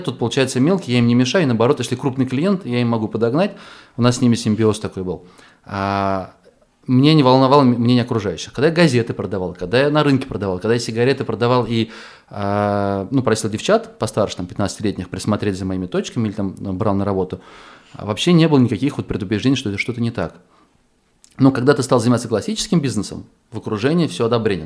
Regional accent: Astrakhan, Astrakhan Oblast, Russia; moved away; я из Астрахани

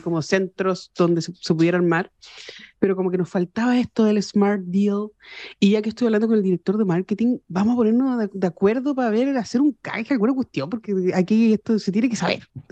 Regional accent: Chile; mis compatriotas

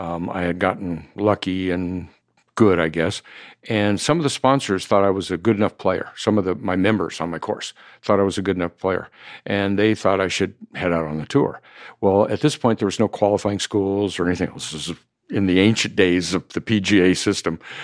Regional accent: Idaho, United States; moved away; also born or lived in Palm Springs; I'm born and raised in Idaho.

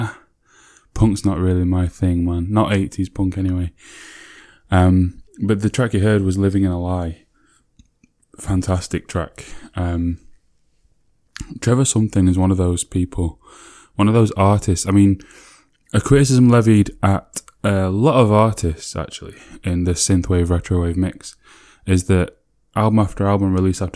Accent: Sheffield, Yorkshire and the Humber, United Kingdom; my hometown

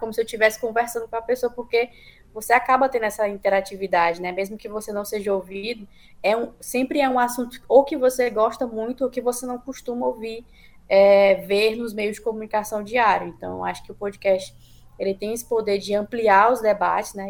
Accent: Northeast Region, Brazil; enquanto nordestinos

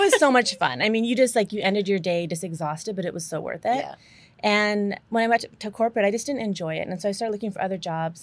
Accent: Albuquerque, New Mexico, United States; I'm from Albuquerque, New Mexico.

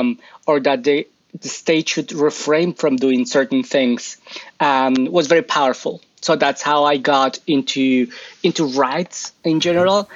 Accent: Colombia; moved away as an adult; I am originally from Colombia

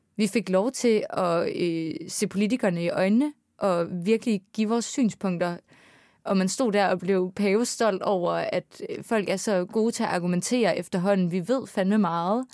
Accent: Aarhus, Central Denmark Region, Denmark; moved away as an adult; now in Copenhagen, Denmark; nu er jeg fra Aarhus

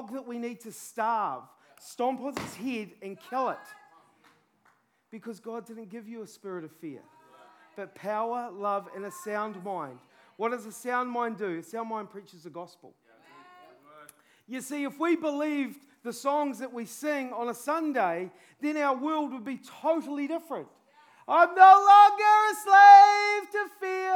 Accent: New Zealand; I'm a Kiwi

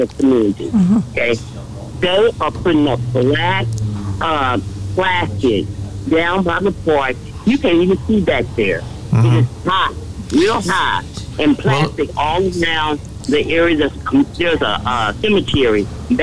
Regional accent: Dallas, Texas, United States; a person that was raised, born and raised in the Highland Hills community

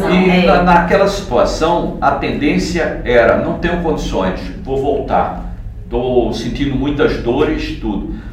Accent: Northeast Region, Brazil; accent: nordestino; cheguei à conclusão que eu seria sempre … com meu sotaque é, nordestino, sem ter que imitar ninguém.

